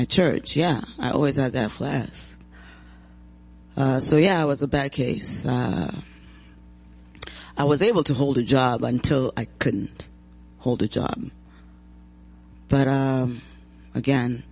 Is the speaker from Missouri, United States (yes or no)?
yes; St. Louis, Missouri, United States; also born or lived in Zimbabwe; now in Muskegon, United States; I was born in Zimbabwe, Africa, grew up in St. Louis, Missouri.